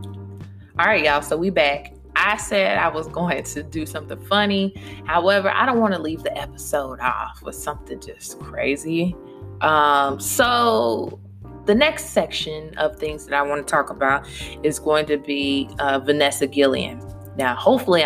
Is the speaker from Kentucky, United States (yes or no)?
yes; Louisville, Kentucky, United States; moved away as an adult; now in Virginia, United States; I'm in Virginia from Louisville, Kentucky.